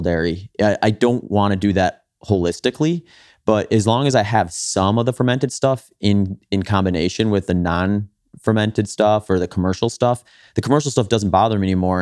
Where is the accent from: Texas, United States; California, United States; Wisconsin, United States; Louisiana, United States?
Wisconsin, United States; I grew up in Wisconsin